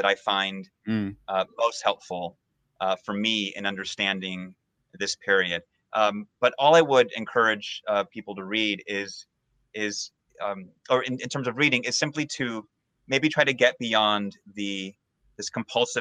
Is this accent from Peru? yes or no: yes; Peru; now in United States; I'm from Peru